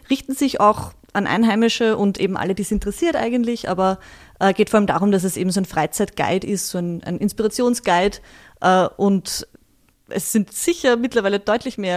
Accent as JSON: {"language": "German", "region": "Vienna", "country": "Austria", "tie": "born or raised there", "said": "Ich bin in Wien aufgewachsen, ähm, im 11. Bezirk"}